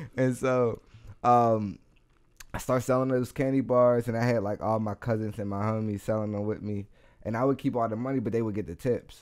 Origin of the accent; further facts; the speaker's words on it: United States; I'm from Garfield